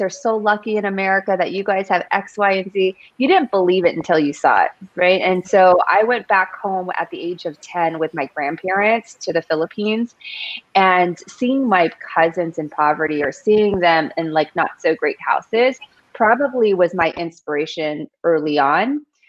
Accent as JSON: {"language": "English", "area": "Union City", "region": "California", "country": "United States", "tie": "born or raised there", "said": "high school, James Logan High School out of Queen City, my hometown, the town that I have like so much love for."}